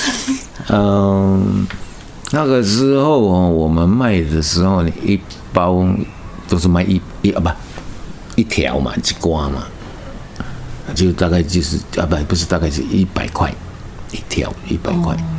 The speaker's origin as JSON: {"language": "Chinese", "region": "Taitung County", "country": "Taiwan", "moved": "as an adult", "said": "说我是从台东来的"}